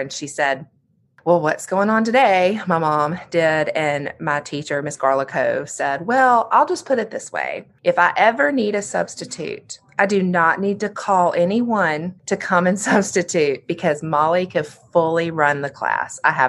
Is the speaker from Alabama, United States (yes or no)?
yes; Birmingham, Alabama, United States; So I was raised in Birmingham. I'm the youngest of 2 daughters.